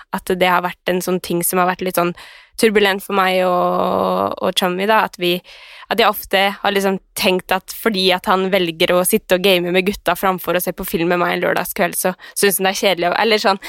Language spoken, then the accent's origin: Norwegian; Skien, Telemark, Norway; now in Oslo, Norway; jeg var hjemme i Skien